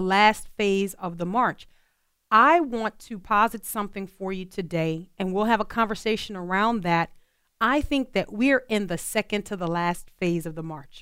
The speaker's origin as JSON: {"language": "English", "town": "New Orleans", "region": "Louisiana", "country": "United States", "tie": "born or raised there", "said": "growing up in New Orleans"}